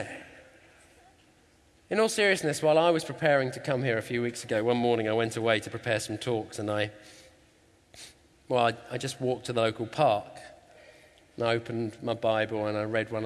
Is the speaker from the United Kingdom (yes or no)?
yes; England, United Kingdom; we're English.